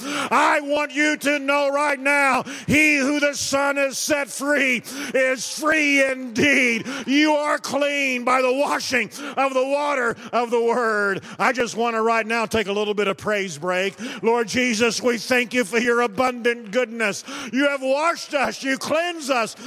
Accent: United States; I'm thankful to be an American

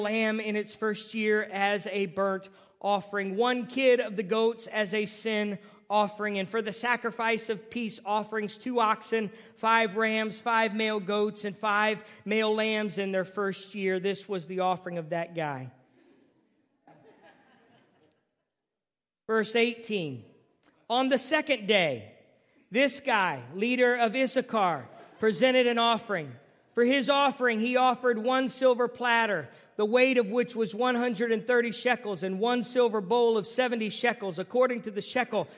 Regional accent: Ohio, United States; also born or lived in San Diego, California; I was from Ohio

